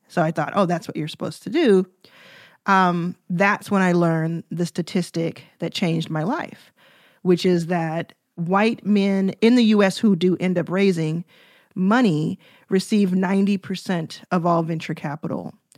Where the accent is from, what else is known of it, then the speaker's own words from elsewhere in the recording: Dallas, Texas, United States; I grew up in Dallas